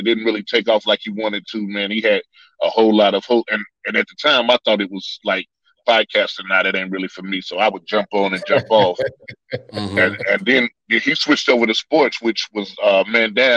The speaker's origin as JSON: {"language": "English", "town": "Greensboro", "region": "North Carolina", "country": "United States", "tie": "born or raised there", "said": "I'm from Greensboro, North Carolina."}